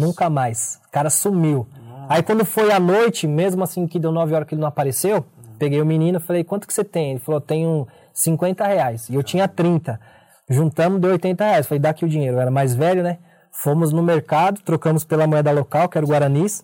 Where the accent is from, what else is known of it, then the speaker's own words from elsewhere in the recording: São Paulo, Brazil; Eu sou nascido e criado na Zona Sul de São Paulo.